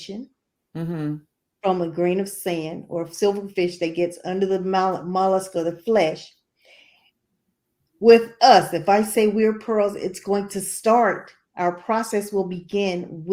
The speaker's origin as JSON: {"language": "English", "town": "Jacksonville", "region": "Florida", "country": "United States", "tie": "born or raised there", "also_born_or_lived": "Vidalia, Georgia", "said": "I was born in Vidalia, Georgia, and we moved immediately to Jacksonville, Florida when I was just weeks old. So I consider myself probably as close to a native Floridian as anyone"}